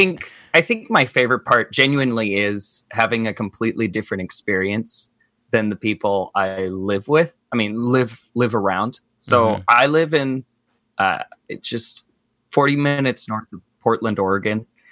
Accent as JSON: {"language": "English", "town": "Cebu City", "region": "Central Visayas", "country": "Philippines", "moved": "yes", "said": "I am from Cebu, Philippines. So if you took a bullseye map of the Philippines and drew one right smack dab in the middle, that's where Cebu was."}